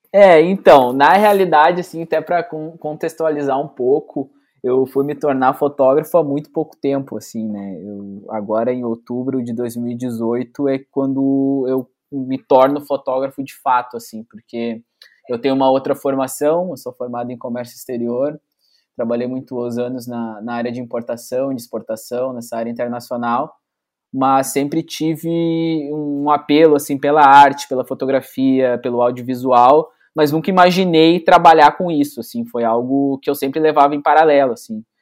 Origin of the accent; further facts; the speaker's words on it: São Leopoldo, Rio Grande do Sul, Brazil; a gente é, é, é natural de São Leopoldo, né? Aqui na, na, região metropolitana, né? De Porto Alegre